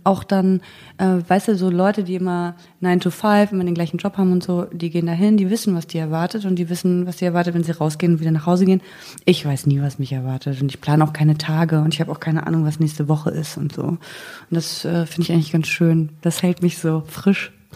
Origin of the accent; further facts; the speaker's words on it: Mecklenburg-Vorpommern, Germany; moved away as an adult; ich komme aus Mecklenburg-Vorpommern, habe da 19 Jahre gewohnt